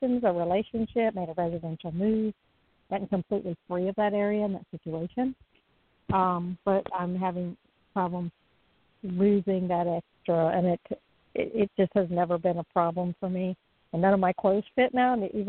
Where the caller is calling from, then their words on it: Florida, United States; I'm in Florida.